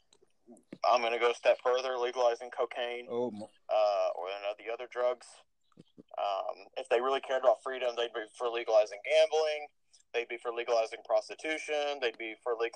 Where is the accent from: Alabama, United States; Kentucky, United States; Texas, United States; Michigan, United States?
Texas, United States; I'm a Texan